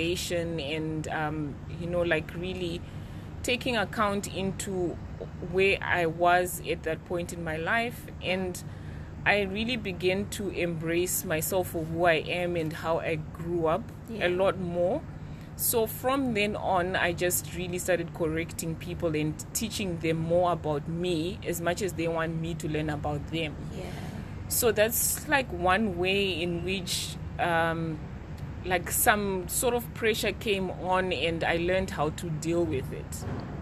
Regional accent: Mutare, Manicaland, Zimbabwe; I grew up in Mutare, which is like a very small city in Zimbabwe.

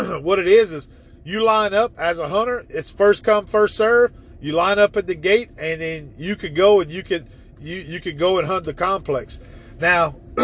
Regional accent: Evangeline Parish, Louisiana, United States; also born or lived in Baton Rouge, Louisiana; growing up in Evangeline Parish, where I had hunted the rice fields

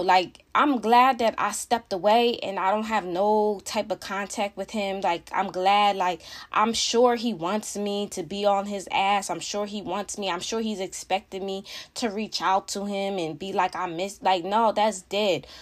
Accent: Philadelphia, Pennsylvania, United States; I live in the outskirts of Philly, you know, I am from Philadelphia

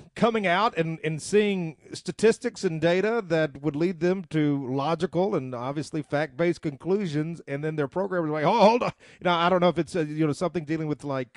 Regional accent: the South, United States; I'm a Southerner

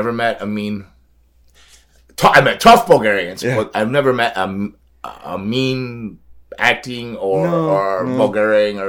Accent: South Florida, United States; I was born here in South Florida, but I was sent away every summer to like the Carolinas

